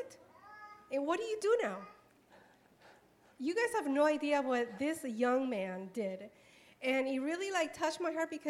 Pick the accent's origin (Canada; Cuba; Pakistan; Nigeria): Cuba; now in United States; I'm from Cuba